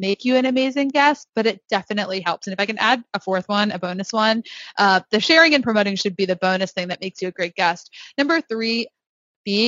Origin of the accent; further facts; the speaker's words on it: Northeast, United States; I am from the Northeast. I talk very fast